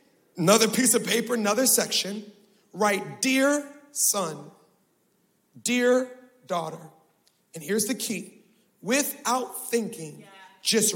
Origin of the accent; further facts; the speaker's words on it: Baltimore, Maryland, United States; I was born in Baltimore. Y'all, I was raised in Baltimore.